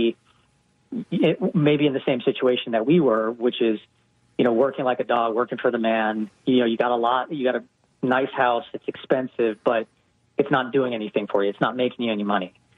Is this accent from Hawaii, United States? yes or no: yes; Hawaii, United States; moved away as an adult; also born or lived in West Coast; now in Atlanta, United States; I grew up in Hawaii